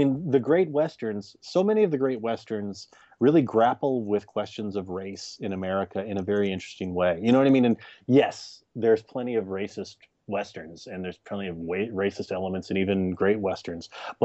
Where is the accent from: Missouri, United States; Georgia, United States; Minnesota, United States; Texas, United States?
Texas, United States; I grew up in Texas